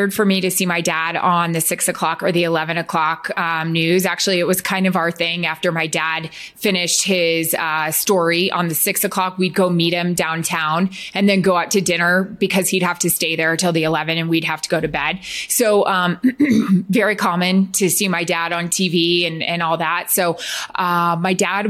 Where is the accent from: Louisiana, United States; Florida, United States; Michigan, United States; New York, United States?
Florida, United States; Tampa; also born or lived in Lewiston, Maine / San Antonio, Texas; we moved to Tampa, Florida when I was in second grade